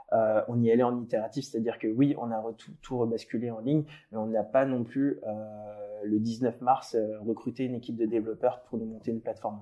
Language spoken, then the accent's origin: French; Paris region, Île-de-France, France; moi j'ai grandi en région parisienne